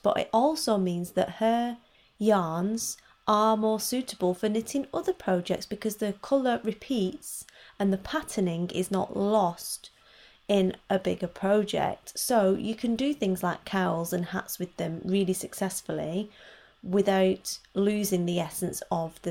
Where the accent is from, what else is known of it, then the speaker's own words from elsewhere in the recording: Wigan, North West England, United Kingdom; I'm from Wigan, which is also in Lancashire